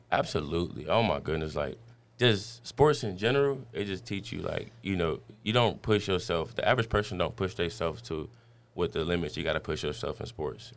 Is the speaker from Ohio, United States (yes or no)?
yes; Dayton, Ohio, United States; moved away as an adult; also born or lived in Virginia; I'm from Dayton, Ohio